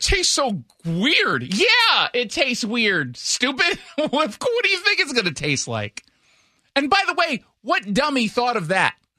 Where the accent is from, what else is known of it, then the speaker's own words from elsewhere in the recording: Los Angeles, California, United States; moved away; I'm from Los Angeles